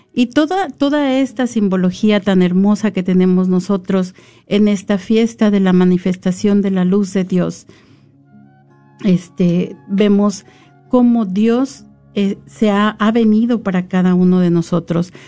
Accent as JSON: {"language": "Spanish", "region": "San Luis Potosí", "country": "Mexico", "tie": "born or raised there", "also_born_or_lived": "Ahualulco, San Luis Potosí / the capital", "said": "yo vivía en un pueblito que se llama Hualulco, en el estado de San Luis Potosí, mis primeros ocho años. Y yo recuerdo que cuando nosotros nos fuimos a vivir a la capital"}